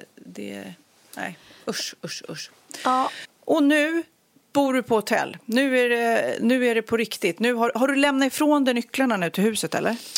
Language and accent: Swedish; Storholmen, Stockholm County, Sweden; jag växte upp på Storholmen där, ön